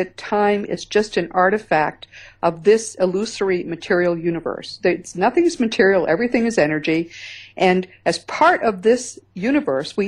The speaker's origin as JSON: {"language": "English", "region": "Northeast", "country": "United States", "said": "I'm from the Northeast"}